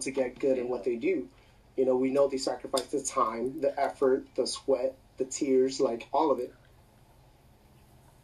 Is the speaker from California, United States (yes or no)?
yes; Gardena, California, United States; also born or lived in Torrance / Compton; Gardena all the way until fucking high school.